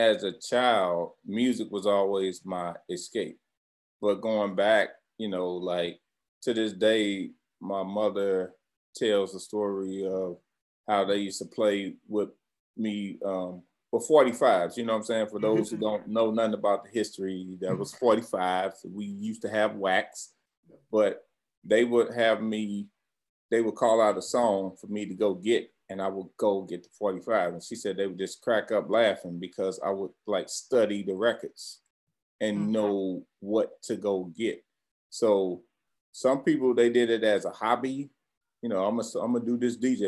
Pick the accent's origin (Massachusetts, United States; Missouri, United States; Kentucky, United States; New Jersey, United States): Missouri, United States; St. Louis; growing up in St. Louis, we moved like every damn year